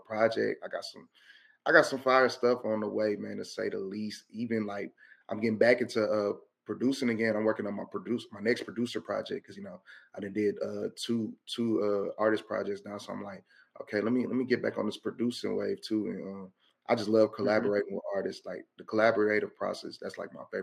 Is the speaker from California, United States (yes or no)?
no; Houston, Texas, United States; I'm a kid from Houston.